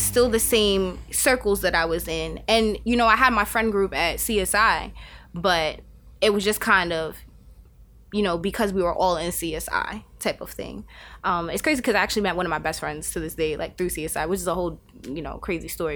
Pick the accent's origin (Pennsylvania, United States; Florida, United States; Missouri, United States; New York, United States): New York, United States; New York City; moved away as an adult; now in Albany, United States; born and raised in Staten Island, um, and then, um, what about six, seven years ago, I came upstate and I haven't left